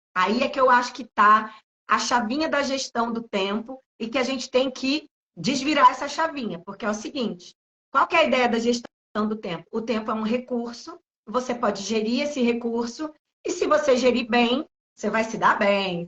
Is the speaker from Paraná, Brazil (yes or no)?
no; Recife, Pernambuco, Brazil; now in São Paulo, Brazil; nasci em Recife, vim morar em São Paulo